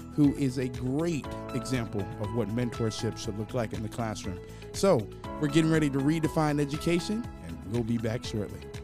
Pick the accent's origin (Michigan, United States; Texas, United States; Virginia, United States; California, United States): Virginia, United States; Hampton; born and raised in Hampton, Virginia